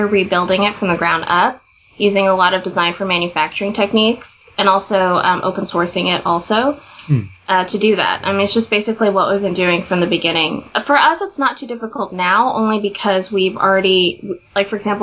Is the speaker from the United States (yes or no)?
yes; Kansas, United States; But I grew up in Kansas